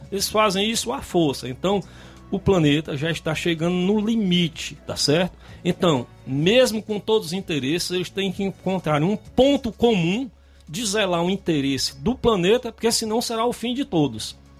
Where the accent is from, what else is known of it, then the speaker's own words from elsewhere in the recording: Brazil; como brasileiro